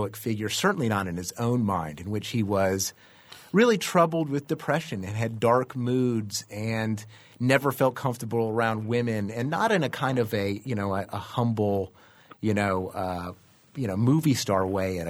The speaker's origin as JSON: {"language": "English", "region": "the South", "country": "United States", "tie": "born or raised there", "said": "I am from the South."}